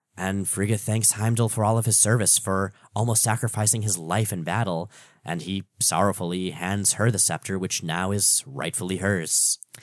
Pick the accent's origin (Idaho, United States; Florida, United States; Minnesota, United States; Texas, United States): Florida, United States; South; now in Portland, United States; I grew up in South Florida